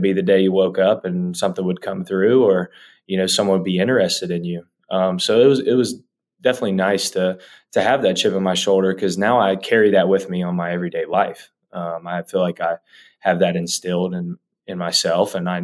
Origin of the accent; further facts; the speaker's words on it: Sissonville, West Virginia, United States; Yeah, so I'm from West Virginia. For people who don't know, I'm from a little town called Sissonville.